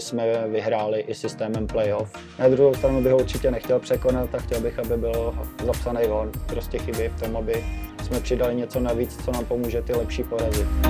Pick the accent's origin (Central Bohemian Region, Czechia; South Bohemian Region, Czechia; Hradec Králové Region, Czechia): Hradec Králové Region, Czechia; Jičín; moved away as an adult; also born or lived in Prague; now in Stará Boleslav, Czechia; první rok jsem dojížděl z Jíčína do Prahy na, do školy